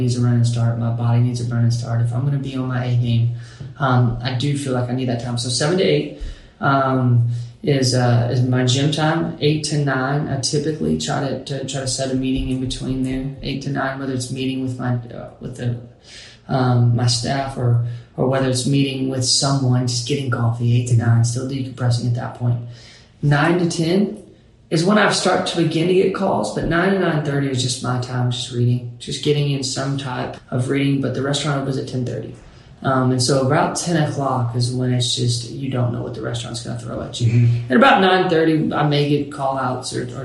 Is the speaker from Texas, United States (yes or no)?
no; Bowling Green, Kentucky, United States; It's small town USA, Bowling Green, Kentucky